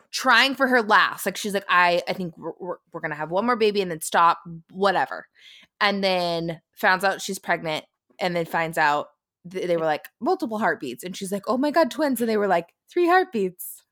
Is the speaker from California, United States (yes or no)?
yes; San Francisco, California, United States; We're from San Francisco, California